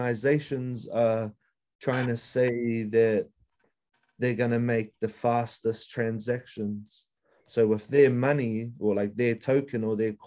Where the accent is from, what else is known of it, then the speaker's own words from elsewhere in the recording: East Coast, Gisborne, New Zealand; moved away as an adult; also born or lived in Northland, New Zealand / Australia / Kaitaia, New Zealand; now in Auckland, New Zealand; I was born up north. My mum's from up there. I was brought up on the East Coast.